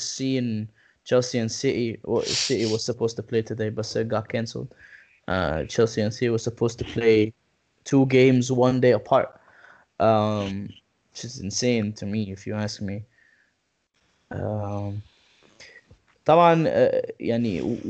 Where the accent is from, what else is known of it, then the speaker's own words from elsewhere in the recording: Egypt; moved away; we're all from Egypt